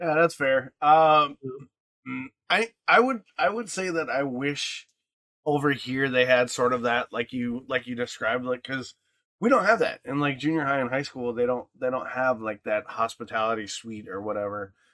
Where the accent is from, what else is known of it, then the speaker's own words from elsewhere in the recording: Michigan, United States; growing up in Michigan